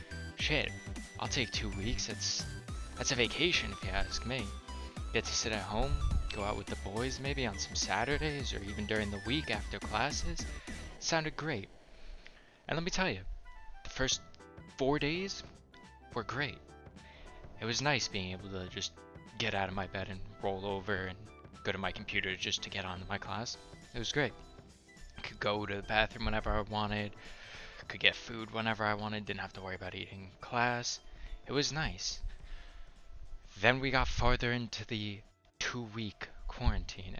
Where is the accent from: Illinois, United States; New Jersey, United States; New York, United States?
New Jersey, United States; moved away as an adult; now in Connecticut, United States; I'm not a Connecticut State resident. I grew up in North Jersey, so it's Taylor Ham